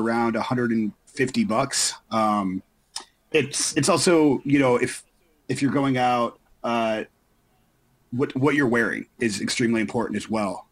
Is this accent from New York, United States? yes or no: no; Florida, United States; growing up in Florida